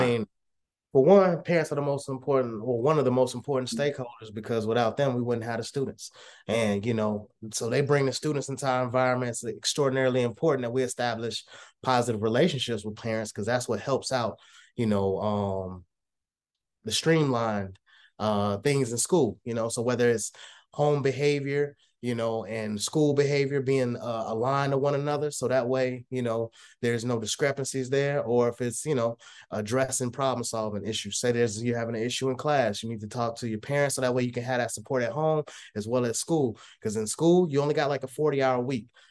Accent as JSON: {"language": "English", "region": "Texas", "country": "United States", "moved": "yes", "lives_now": "Illinois, United States", "said": "originally I'm from Texas, uh, moved to Illinois"}